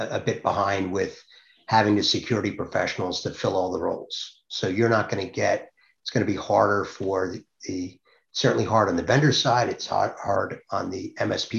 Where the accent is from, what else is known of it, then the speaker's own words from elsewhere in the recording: Long Island, New York, United States; now in New Jersey, United States; I'm actually live in New Jersey, grew up on Long Island.